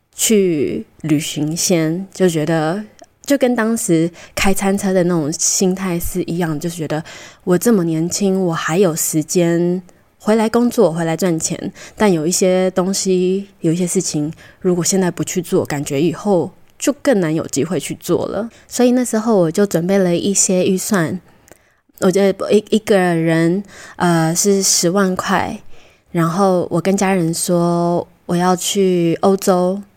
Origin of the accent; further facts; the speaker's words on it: Taiwan; also born or lived in Costa Rica; 小时候在哥斯达黎加到七岁的时候回台湾，我觉得对我有蛮大的影响